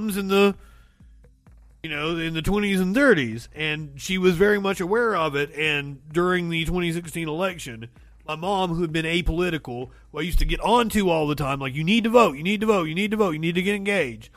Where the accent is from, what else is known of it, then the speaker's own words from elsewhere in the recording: Kentucky, United States; I am from Kentucky